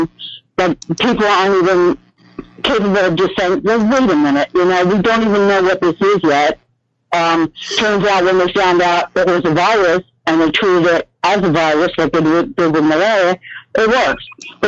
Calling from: Oklahoma, United States; in Oklahoma.

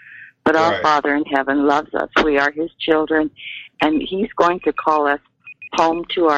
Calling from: Colorado, United States; in Colorado.

